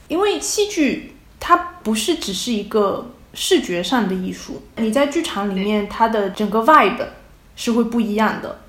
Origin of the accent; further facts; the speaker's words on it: Fujian, China; now in Utrecht, Netherlands; 我是福建人，普通话并不是非常标准